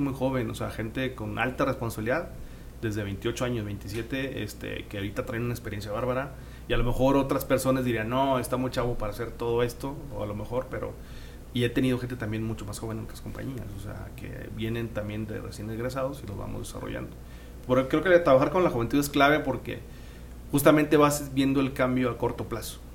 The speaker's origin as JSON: {"language": "Spanish", "town": "San Nicolás de los Garza", "region": "Nuevo León", "country": "Mexico", "said": "Yo soy de San Nicolás, ahí vivo en San Nicolás y me quedaba cerca de la universidad"}